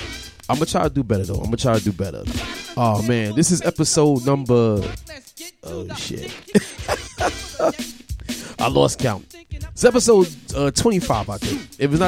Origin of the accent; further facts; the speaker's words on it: New York City, New York, United States; I grew up in Brooklyn, Bedford-Stuyvesant. I went to high school at Paul Robeson High School.